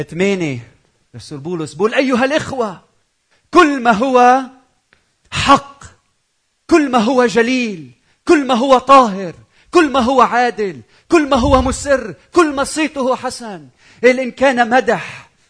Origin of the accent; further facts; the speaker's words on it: Lebanon; بتعرفوا انا لبناني زوجتي مش لبنانيه